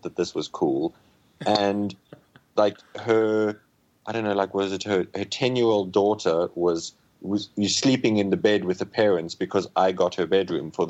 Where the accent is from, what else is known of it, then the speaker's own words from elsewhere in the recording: Namibia; my hometown, which is 200 kilometers away